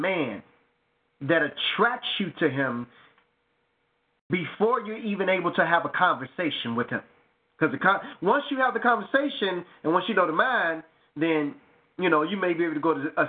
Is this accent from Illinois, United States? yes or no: yes; Chicago, Illinois, United States; I'm so Chicago that I remember Funtown on 95th and Stony Island